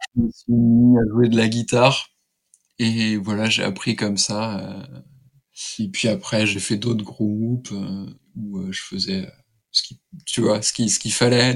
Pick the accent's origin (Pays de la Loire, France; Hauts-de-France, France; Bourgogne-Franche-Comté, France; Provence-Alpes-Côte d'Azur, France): Pays de la Loire, France; Laval; j'ai passé une partie de mon enfance à Laval, qui est la ville du douanier Rousseau